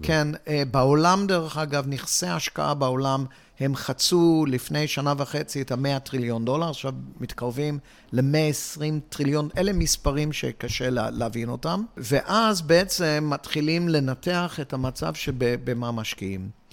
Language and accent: Hebrew; Hong Kong; moved away; also born or lived in England / Israel; אני יליד הונג קונג